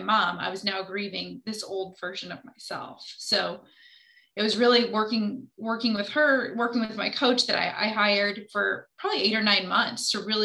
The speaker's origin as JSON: {"language": "English", "town": "Indianapolis", "region": "Indiana", "country": "United States", "said": "I am from Indianapolis"}